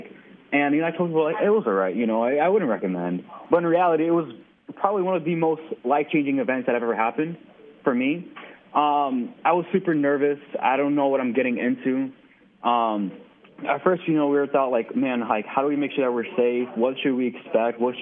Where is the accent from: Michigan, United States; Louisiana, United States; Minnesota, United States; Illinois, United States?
Illinois, United States; Chicago; Growing up in Chicago, more southwest side